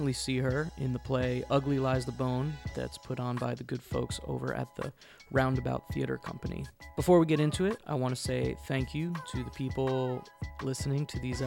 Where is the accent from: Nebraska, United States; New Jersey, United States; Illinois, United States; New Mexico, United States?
New Jersey, United States; I grew up in New Jersey.